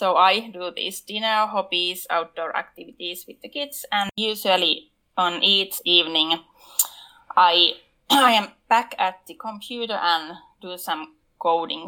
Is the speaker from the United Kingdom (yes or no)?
no; Finland; I'm from Finland.